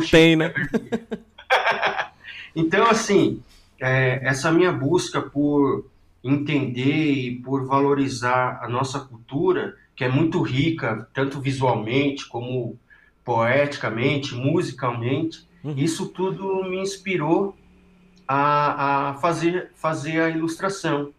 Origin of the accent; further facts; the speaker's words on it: ABC Paulista, São Paulo, Brazil; eu sou do ABC paulista